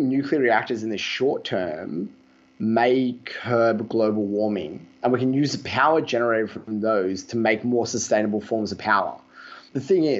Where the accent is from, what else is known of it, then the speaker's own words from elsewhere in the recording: Australia; I'm from Australia